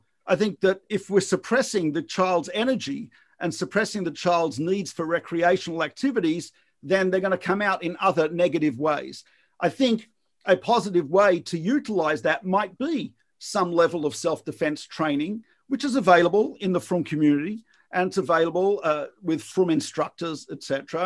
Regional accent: Australia; moved away; depending on where I grew up in Australia, swimming was part of the school curriculum

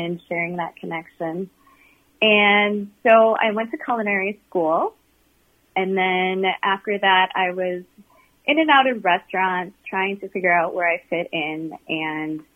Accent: Eau Claire, Wisconsin, United States; I grew up in Eau Claire, Wisconsin

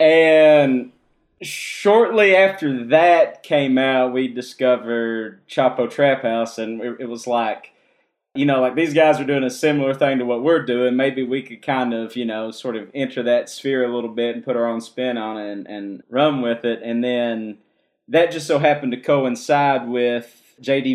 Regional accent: Kentucky, United States; growing up in Kentucky

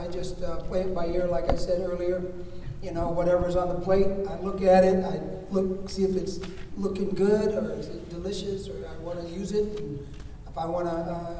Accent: Alabama, United States; moved away; I'm originally from Alabama, so I just slide right into that kind of stuff. That whole vernacular is sort of in the back of my head all the time

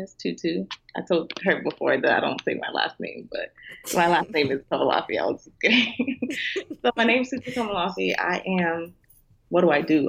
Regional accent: Nigeria; being Nigerian

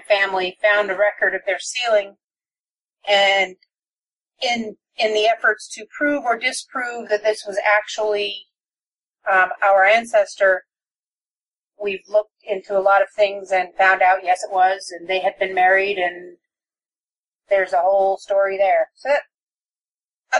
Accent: Utah, United States; I'm from Utah growing up

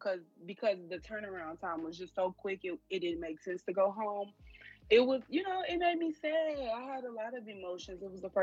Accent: Chicago, Illinois, United States; moved away; So I was born and raised on the south side of Chicago. I moved out of the city, I want to say at like 18, immediately after graduating high school. And I moved to Tougaloo, Mississippi

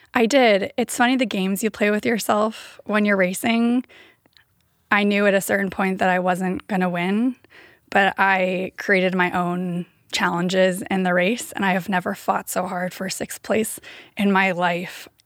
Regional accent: Davis, California, United States; also born or lived in San Diego / Bay Area; I grew up in Davis

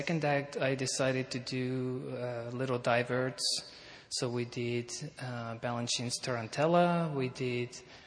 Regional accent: Estonia; moved away; we performed it in Estonia, my home country.

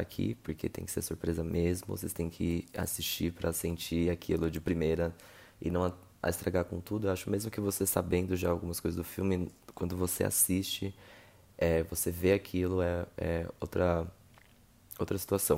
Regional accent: Rio de Janeiro, Brazil; eu sou do Rio

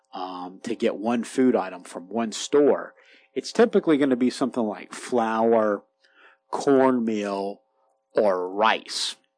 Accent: Kentucky, United States; also born or lived in Florida; now in Appalachia, United States; grew up in Kentucky.

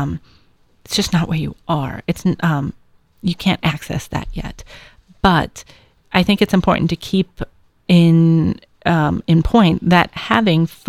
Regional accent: New York, United States; moved away; I was from New York

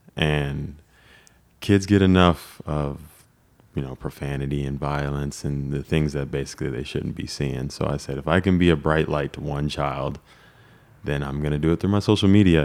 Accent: Lake Elsinore, California, United States; moved away as an adult; we grew up in Lake Elsinore

